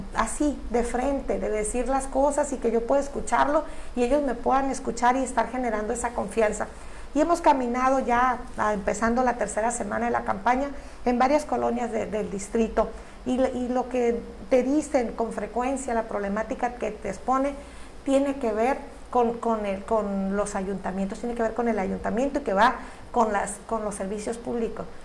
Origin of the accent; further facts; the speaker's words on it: Baja California Sur, Mexico; un profundo amor a mi tierra